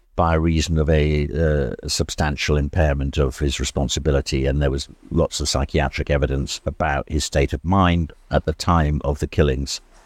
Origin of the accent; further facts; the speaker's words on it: South Wales, United Kingdom; moved away; also born or lived in England; I was born in England, moved when I was quite young to Wales. My father was a teacher in an international school in South Wales